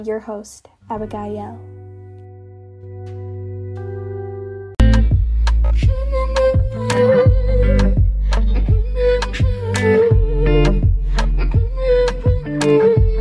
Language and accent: English; United States; accent: American; also born or lived in Kenya; growing up in the United States as an immigrant